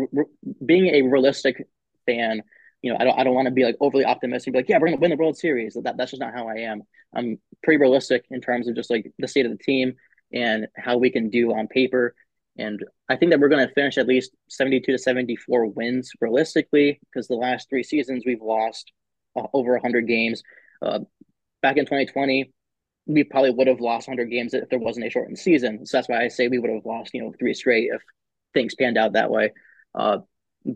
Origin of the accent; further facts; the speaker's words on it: Maryland, United States; also born or lived in Northern Pennsylvania; I grew up in Maryland for most of my life